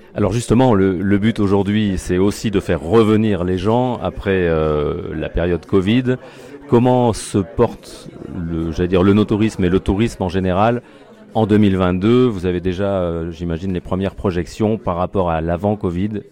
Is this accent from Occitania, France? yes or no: no; Côte-d'Or, Bourgogne-Franche-Comté, France; ici chez nous, en Côte d'Or